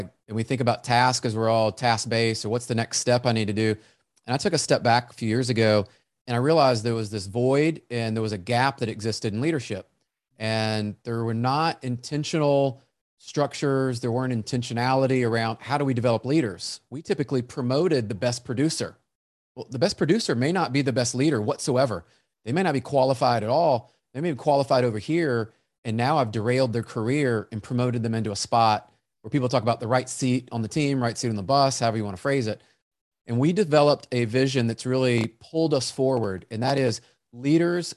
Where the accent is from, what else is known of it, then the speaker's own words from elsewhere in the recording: Memphis, Tennessee, United States; I grew up in Memphis, Tennessee